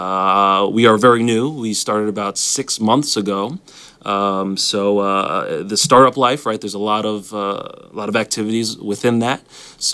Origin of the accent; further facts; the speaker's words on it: New York, United States; moved away as an adult; also born or lived in Alabama; now in Washington, D.C., United States; I grew up in New York, so me moving to Alabama was a big move